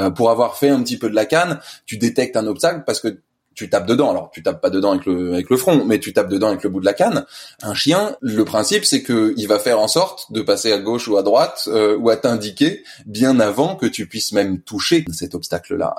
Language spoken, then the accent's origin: French; Paris, Île-de-France, France; moved away as an adult; also born or lived in l'île (unspecified island); je suis né sur Paris et j'ai fait toutes mes études sur Paris